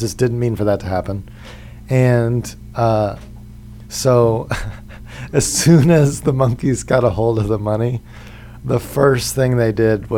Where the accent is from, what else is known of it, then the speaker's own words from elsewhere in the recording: West Virginia, United States; also born or lived in Asheville, North Carolina / Astoria, Queens, New York; now in New York, United States; I grew up in Mountain State